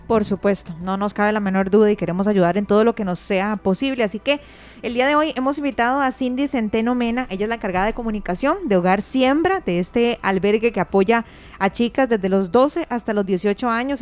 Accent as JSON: {"language": "Spanish", "town": "Curridabat", "region": "San José", "country": "Costa Rica", "said": "yo soy de Curridual, pero andaba en Heredia"}